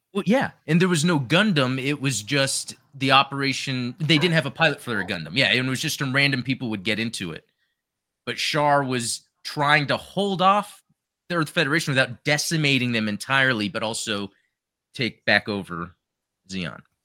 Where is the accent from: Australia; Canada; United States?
Canada; As a Canadian